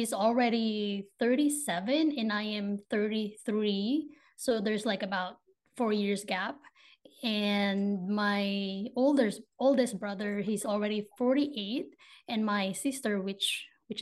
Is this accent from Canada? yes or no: no; Philippines; moved away as an adult; now in Ohio, United States; grew up in the Philippines. I moved to the States in 2019. So I'm currently in Ohio right now